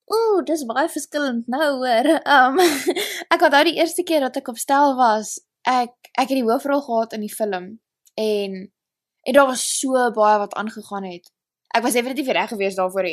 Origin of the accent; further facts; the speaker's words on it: Stellenbosch, Western Cape, South Africa; accent: South African; moved away as an adult; now in Los Angeles, United States; ek het groot geword in Stellenbosch